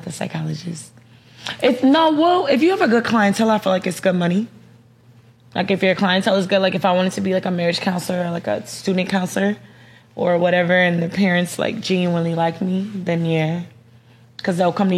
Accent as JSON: {"language": "English", "town": "Dallas", "region": "Texas", "country": "United States", "said": "I'm from Dallas"}